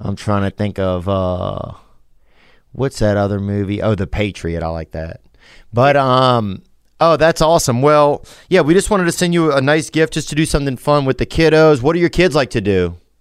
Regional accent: Louisiana, United States; also born or lived in Nashville; now in Los Angeles, United States; I'm from Louisiana, but I live right now in Los Angeles and Nashville

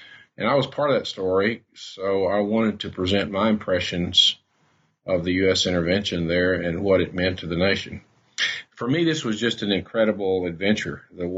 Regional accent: Jonesboro, Arkansas, United States; also born or lived in Memphis; I grew up in Jonesboro, went to Arkansas State University with a journalism degree

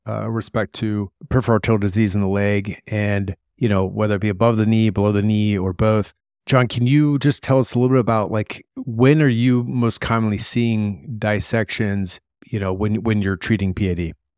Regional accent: Columbus, Ohio, United States; moved away; I'm from Columbus

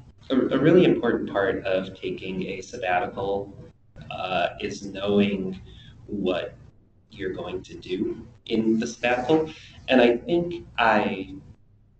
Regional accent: Chicago, Illinois, United States; I have lived in Uptown Chicago for my whole life.

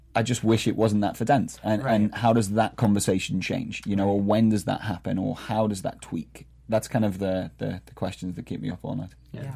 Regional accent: Liverpool, North West England, United Kingdom; moved away as an adult; now in Boston, United States; I'm originally from Liverpool, England

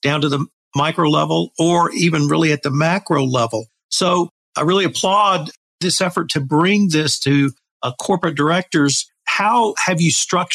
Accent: West Texas, United States; a small liberal arts college near my hometown

